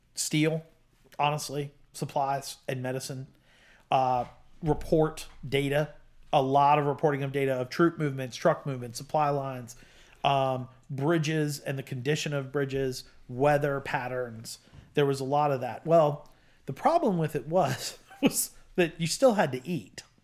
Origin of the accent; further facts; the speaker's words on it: United States; I'm an American of Italian descent, but I'm only, uh, you know, I'm s, second generation